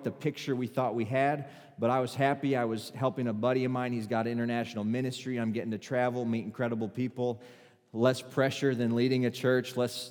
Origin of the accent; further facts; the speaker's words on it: Wisconsin, United States; moved away as an adult; now in Arkansas, United States; I'm from Wisconsin